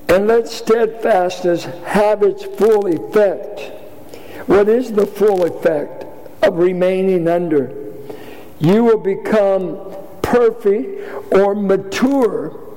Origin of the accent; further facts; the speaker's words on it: Richmond, Virginia, United States; I grew up in Richmond playing basketball, street ball